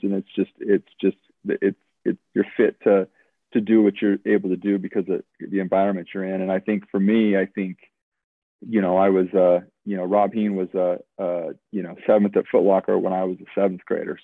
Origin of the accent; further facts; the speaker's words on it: Williston, North Dakota, United States; now in Boise, United States; growing up in North Dakota, it's like you got on the bus at you know four in the morning in Williston